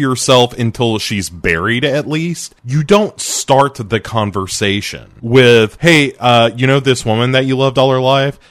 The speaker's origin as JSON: {"language": "English", "country": "United States", "said": "I'm American"}